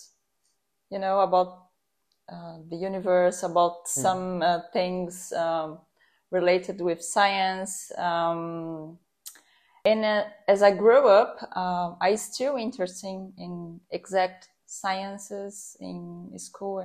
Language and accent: English; São Paulo, Brazil; I'm from Brazil, São Paulo.